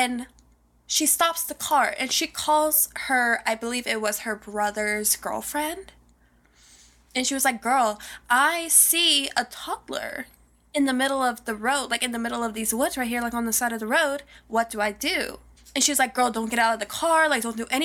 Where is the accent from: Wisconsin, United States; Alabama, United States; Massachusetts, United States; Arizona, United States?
Alabama, United States; this comes from a little town in my hometown, Alabama